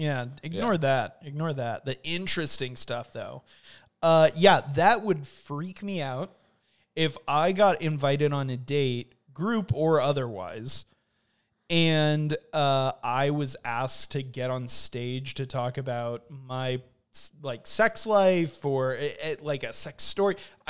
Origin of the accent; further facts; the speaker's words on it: California, United States; We're from Southern California, yeah, so a flight to Los Angeles